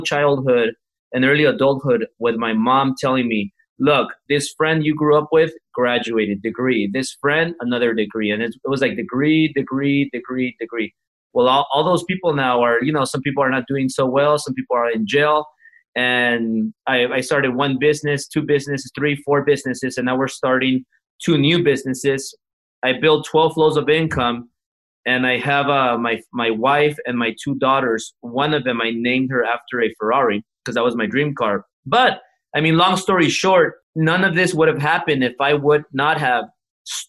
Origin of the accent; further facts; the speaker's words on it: Los Angeles, California, United States; first language Spanish; English is a second language; My first language was Spanish, and I grew up in Echo Park